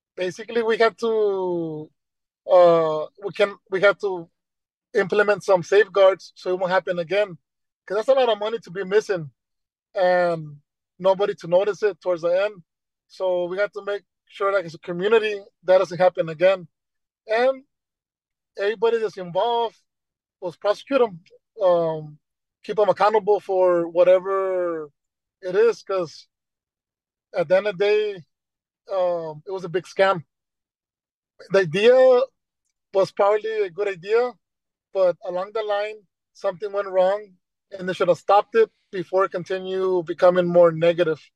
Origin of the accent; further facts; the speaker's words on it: Brownsville, Texas, United States; I was born in Bronzo, and I went to Gonzales Elementary, Perkins Middle School, Rivera High School